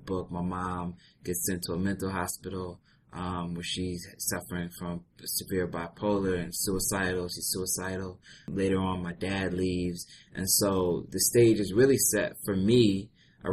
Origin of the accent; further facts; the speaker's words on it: Philadelphia, Pennsylvania, United States; Grew up in Philadelphia